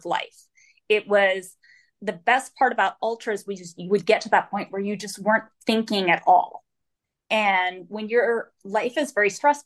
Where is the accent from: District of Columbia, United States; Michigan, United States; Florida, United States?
Florida, United States; moved away; I'm from Florida. And I ran in Florida for years and years and years